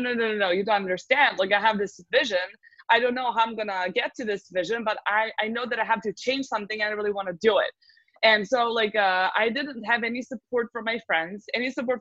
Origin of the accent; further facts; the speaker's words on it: Serbia; also born or lived in United States; I come from Serbia, from the Southeast Europe.